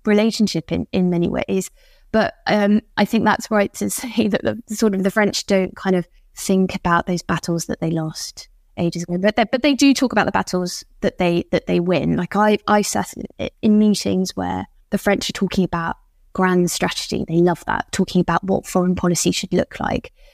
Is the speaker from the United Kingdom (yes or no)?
yes; United Kingdom; moved away as an adult; now in Paris, France; I'm, I'm still British, even though I've been in Paris for a while